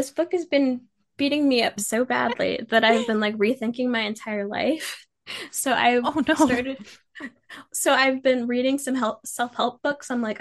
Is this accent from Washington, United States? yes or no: yes; Seattle, Washington, United States; I am from Washington, like Seattle area